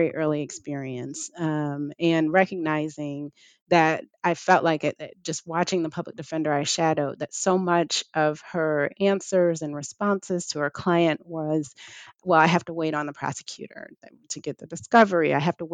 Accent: Detroit, Michigan, United States; I'm from Detroit

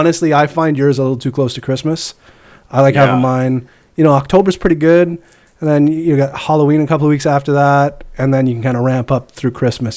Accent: Canada; speaking as a Canadian

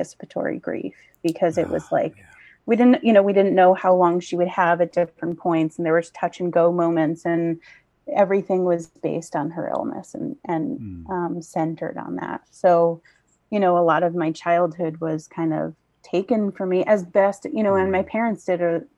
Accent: Long Island, New York, United States; I grew up on Long Island. I was born here in Setauket

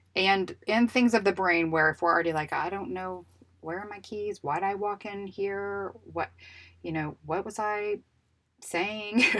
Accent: Houston, Texas, United States; we're in Texas and I'm from Houston

